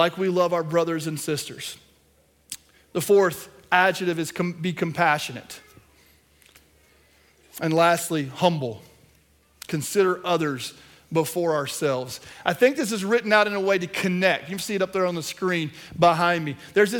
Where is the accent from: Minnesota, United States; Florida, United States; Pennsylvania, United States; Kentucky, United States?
Kentucky, United States; this small town I grew up in Kentucky